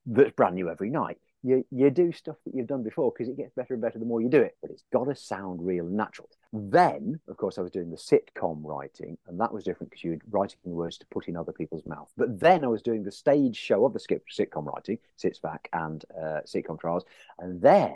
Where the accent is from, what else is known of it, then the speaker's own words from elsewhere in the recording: Leicestershire, East Midlands, United Kingdom; accent: Leicester; also born or lived in Aberdeen, Scotland; I was born and raised until the age of three in Aberdeen. Then they moved down, the family moved down to England. So I was in Leicestershire.